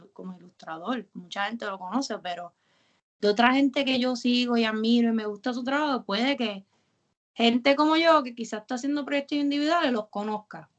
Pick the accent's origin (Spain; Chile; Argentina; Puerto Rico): Puerto Rico; Carolina; also born or lived in San Juan; yo toda la vida he sido de Carolina